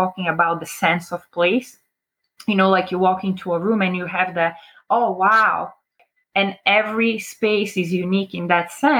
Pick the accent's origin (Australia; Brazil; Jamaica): Brazil; also born or lived in New Jersey, United States; now in Sarasota, United States; I am originally from Brazil, born and raised. I moved to America in 2000, so I've been here for just about 22 years